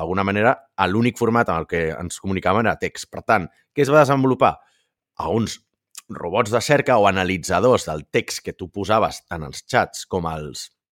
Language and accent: Catalan; Catalonia, Spain; som catalans